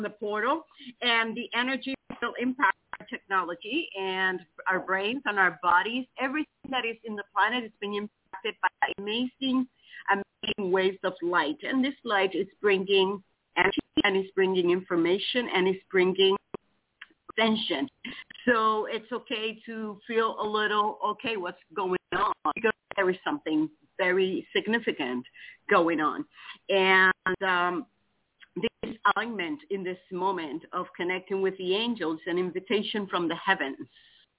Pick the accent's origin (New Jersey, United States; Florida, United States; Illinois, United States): Florida, United States; Titusville; Good morning, everybody. This is … I'm from Titusville, Florida.